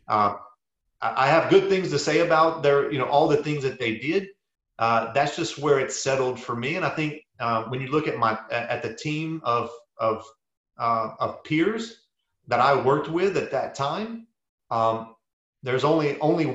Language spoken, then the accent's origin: English; South Louisiana, United States; moved away; I grew up in South Louisiana